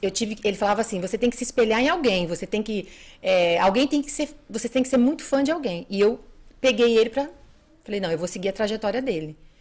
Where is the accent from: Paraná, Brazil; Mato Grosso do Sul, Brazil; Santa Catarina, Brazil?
Paraná, Brazil; Bandeirantes; moved away as an adult; also born or lived in Andirá, Paraná / Suzano, São Paulo; now in Mogi das Cruzes, Brazil; eu sou paranaense, né? Nasci em Bandeirantes, Paraná. Vivi lá até